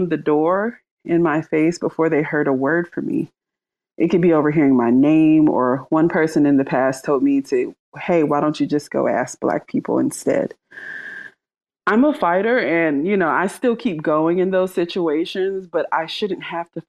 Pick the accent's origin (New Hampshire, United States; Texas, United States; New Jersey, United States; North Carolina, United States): North Carolina, United States; Charlotte; I'm from Charlotte, North Carolina